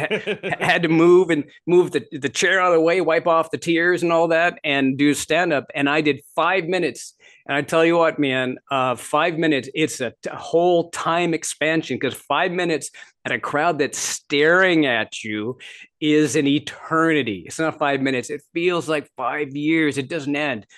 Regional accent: Midwest, United States; also born or lived in Canada; I grew up in Canada and I grew, uh, ended up, uh, for the most part, my formative years, my teenage years and that sort of thing in the Midwest.

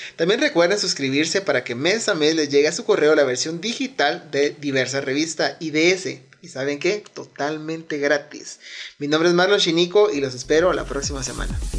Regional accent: Guatemala; siendo todos guatemaltecos

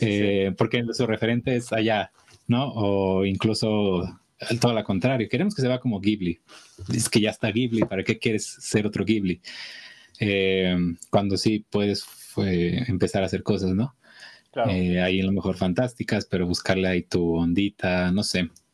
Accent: Michoacán, Mexico; yo por ejemplo de acá en Michoacán

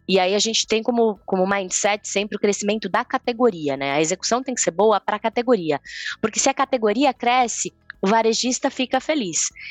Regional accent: Campinas, São Paulo, Brazil; E eu sou de Campinas

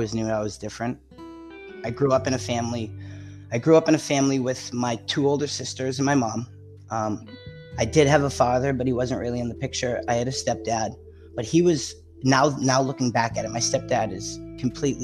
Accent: Massachusetts, United States; also born or lived in Florida; I grew up in Massachusetts like my whole life.

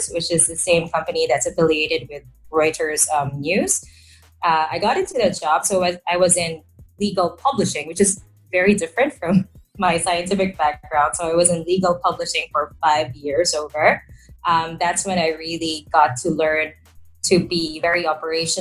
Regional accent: Manila, Metro Manila, Philippines; I am from Manila. So that is the capital of the country.

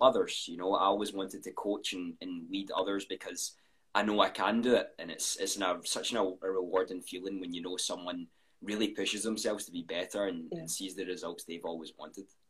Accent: Scotland, United Kingdom; I'm 21. Uh, I'm from Scotland

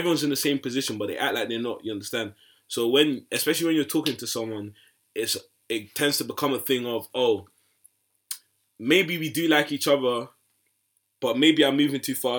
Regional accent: Nigeria; I'm really Nigerian to the core.

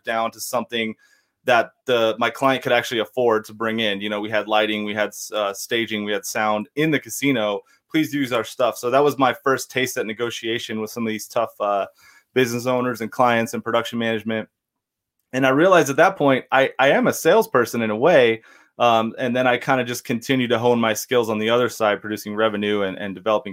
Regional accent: Temecula, California, United States; my hometown of Temecula

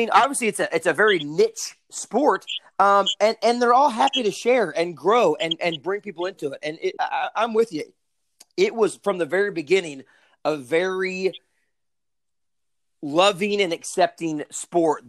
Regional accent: Arkansas, United States; I'm from Arkansas, grew up shooting

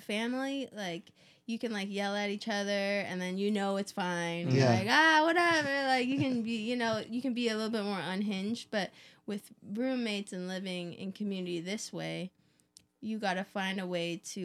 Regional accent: Vancouver, British Columbia, Canada; now in California, United States; I'm from Canada, originally Vancouver area. And I grew up playing music with my family

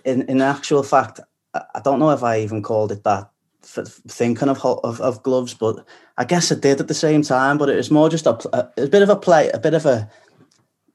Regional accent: Liverpool, North West England, United Kingdom; accent: Scouse; moved away as an adult; now in London, United Kingdom; as a Scouser

